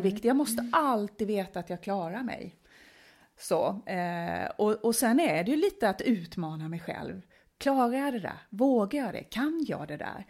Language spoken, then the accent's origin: Swedish; Småland, Sweden; accent: skorrande R; now in Stockholm, Sweden; jag är född och uppvuxen nere i Småland